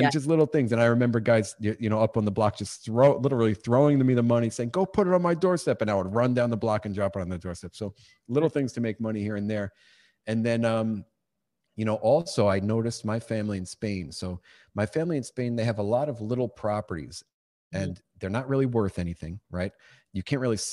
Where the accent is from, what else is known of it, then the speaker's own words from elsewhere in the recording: New York, United States; born and raised in New York